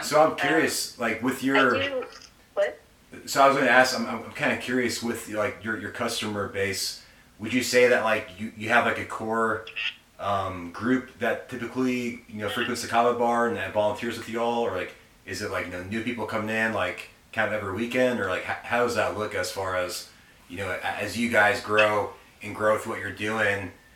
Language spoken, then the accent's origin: English; Arizona, United States; moved away as an adult; now in Alabama, United States; we're originally from Arizona and we moved out here to Alabama uh, almost a year ago.